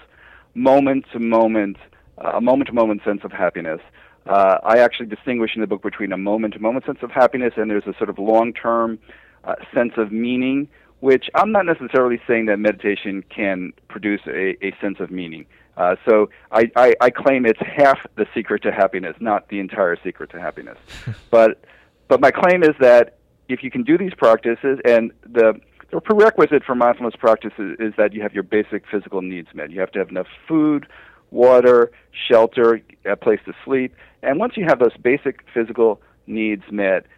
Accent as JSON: {"language": "English", "region": "New Jersey", "country": "United States", "also_born_or_lived": "West Coast", "moved": "yes", "said": "I'm originally from New Jersey"}